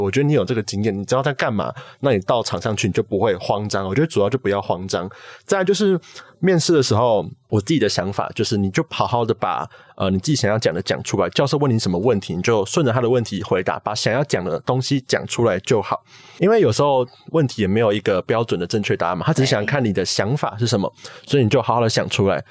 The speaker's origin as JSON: {"language": "Chinese", "region": "Taipei", "country": "Taiwan", "said": "高中就读的是台北的国立政大附中"}